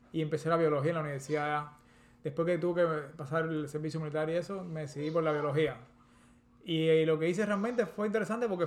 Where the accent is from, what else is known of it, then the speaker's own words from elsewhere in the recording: Havana, Cuba; y bueno, yo, yo soy, como dicen los, los, los, americanos, crecido y engordado